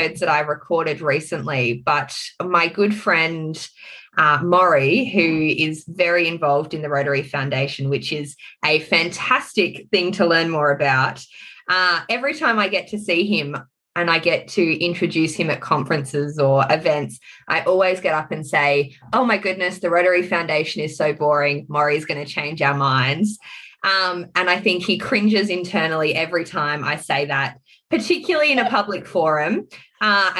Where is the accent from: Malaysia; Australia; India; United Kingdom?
Australia; South Australia; my home state of South Australia